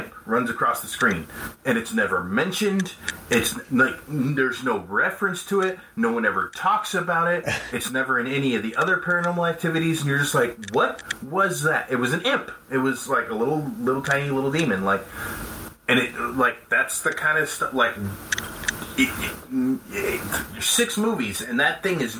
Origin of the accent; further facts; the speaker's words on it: Colorado, United States; growing up in Colorado, we had the tornado sirens